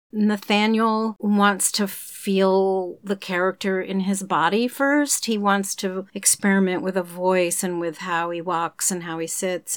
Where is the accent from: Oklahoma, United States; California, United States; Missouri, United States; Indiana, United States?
Oklahoma, United States; moved away; I grew up in Oklahoma, which is not Texas